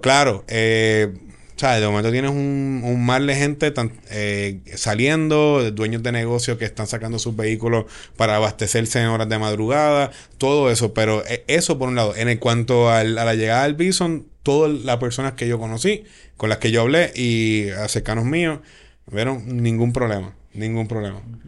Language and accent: Spanish; San Juan, Puerto Rico; yo soy de Cupey y en mi distrito, en el distrito 4, hay una estación de Cupey